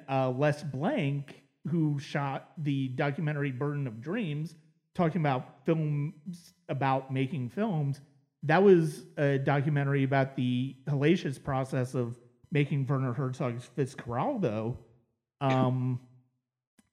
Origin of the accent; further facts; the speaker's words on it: Ohio, United States; my hometown in Ohio